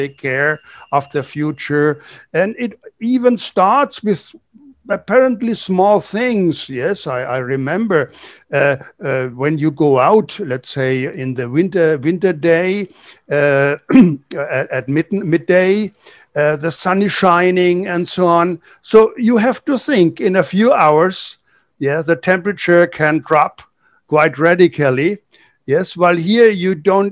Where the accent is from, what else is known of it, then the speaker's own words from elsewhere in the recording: Germany; moved away as an adult; now in Brazil; growing up in Germany